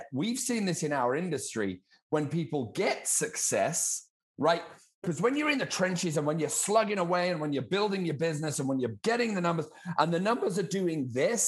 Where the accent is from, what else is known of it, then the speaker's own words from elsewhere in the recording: United Kingdom; accent: British; I have a funny accent too. I'm a Brit.